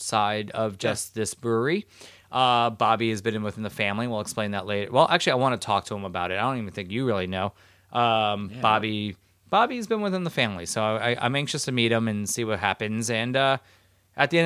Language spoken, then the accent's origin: English; Florida, United States; I'm from Florida